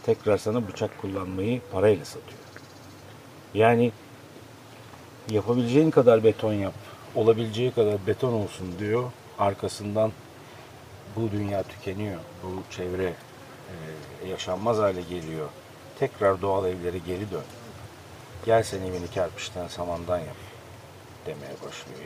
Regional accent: İzmir, Turkey; Tabii ben orada büyüdüm. O suların içinde büyüdüm.

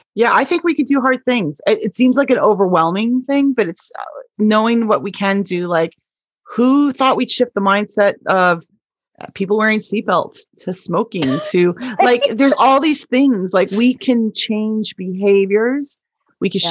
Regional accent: Canada; now in Bothell, United States; as Canadian

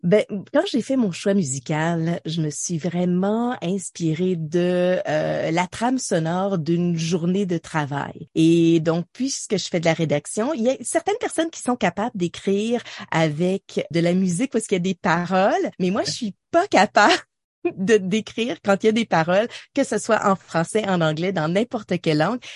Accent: Ottawa, Ontario, Canada; also born or lived in Montreal / South Porcupine; j'ai grandi à Ottawa.

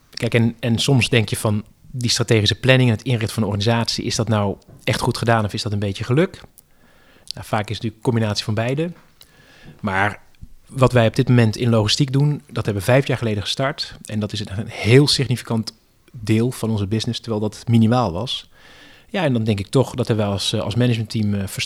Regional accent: Netherlands; wij als Nederlanders

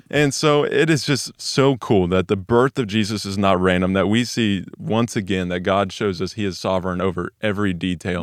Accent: Weatherford, Texas, United States; now in Dallas, United States; I grew up in Weatherford, Texas, which is about an hour west of Watermark here

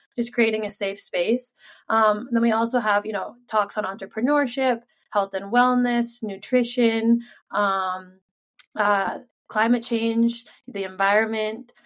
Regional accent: Sun Valley, Idaho, United States; I was born and raised here in Sun Valley, Idaho

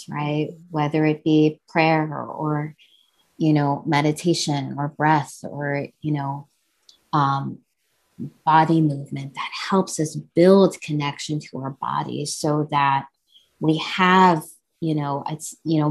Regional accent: New Jersey, United States; I was born and raised in New Jersey, you know, and my parents are, you know, they're immigrants from India.

